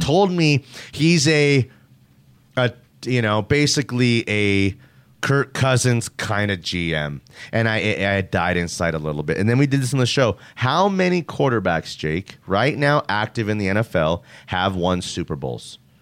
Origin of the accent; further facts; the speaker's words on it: Denver, Colorado, United States; I'm from Denver, Colorado.